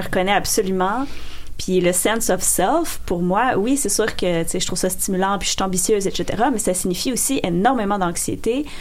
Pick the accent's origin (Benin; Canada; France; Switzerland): Canada; rural Quebec; j'ai grandi en région.